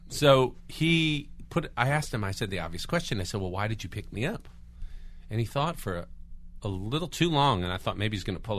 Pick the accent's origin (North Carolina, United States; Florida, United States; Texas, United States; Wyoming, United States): Florida, United States; I grew up in Florida.